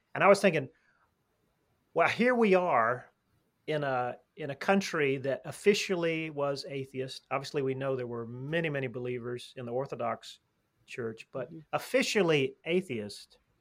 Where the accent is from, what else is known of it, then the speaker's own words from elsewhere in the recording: Alabama, United States; I'm actually I'm from Alabama